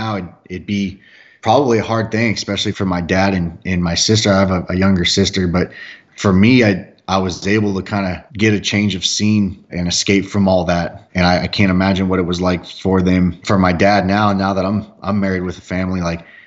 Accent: California, United States; moved away as an adult; also born or lived in Orange County, California; now in Texas, United States; where I grew up in California

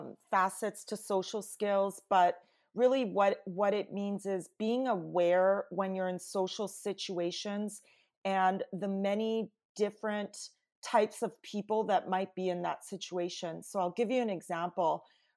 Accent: Canada; And my background, I'm Italian Canadian, is mm-hmm. very different culturally than the team I had inherited.

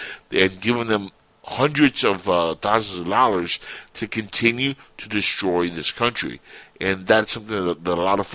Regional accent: United States; also born or lived in Cuba; I was born in Cuba. I was raised in America

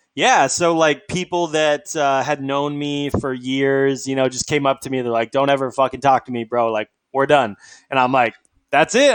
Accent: Alaska, United States; I'm from Alaska. It's sort of a different culture.

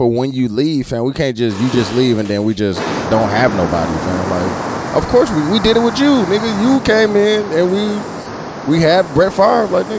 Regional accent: Milwaukee, Wisconsin, United States; I'm from Milwaukee

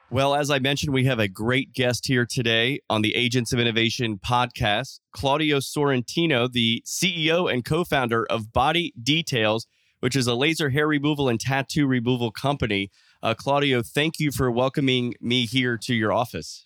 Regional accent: Miami, Florida, United States; I was born in Miami

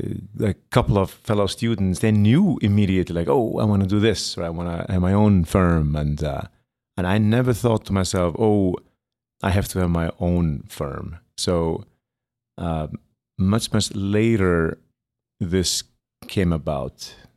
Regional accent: Iceland; moved away as an adult; now in New York City, United States; born and raised in Iceland, studied design in Iceland, and then I came here, studied for 3 years

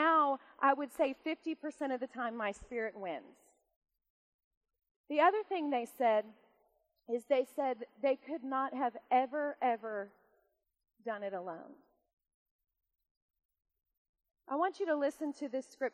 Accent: United States; I'm an American

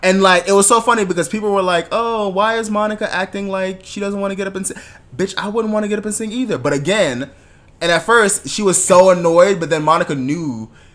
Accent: Jamaica; being Jamaican uh, West Indian, but Jamaican specifically

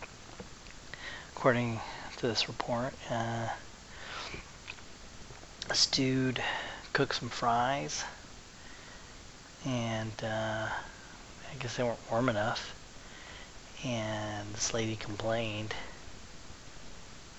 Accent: San Diego, California, United States; I am from San Diego

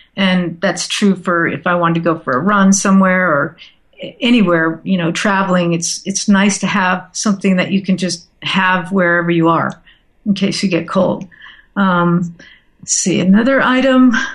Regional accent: Southern California, United States; moved away as an adult; also born or lived in upstate New York; I grew up in Southern California, and I decided to move to upstate New York to finish my college education

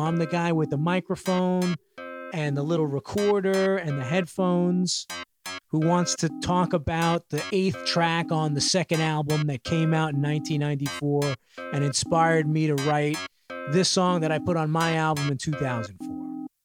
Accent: New York City, New York, United States; my hometown, specifically Bushwick

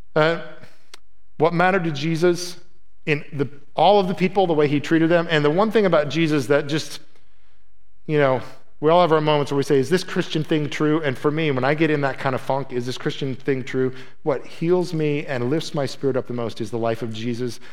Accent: Midwest, United States; moved away; I was from the Midwest.

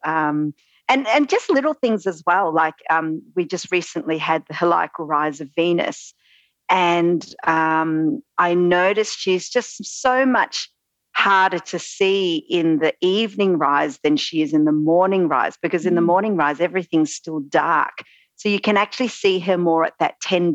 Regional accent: Australia; accent: Australian; also born or lived in central Victoria; you might be able to tell from my accent, I am Australian

